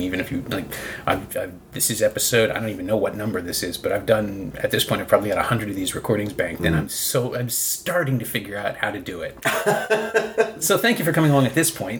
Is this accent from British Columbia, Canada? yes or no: no; Toronto, Ontario, Canada; I'm from Toronto